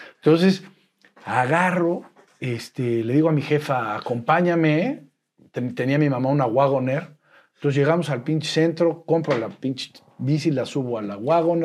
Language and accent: Spanish; Puebla, Mexico; nací en Puebla, poblanísimo, poblanísimo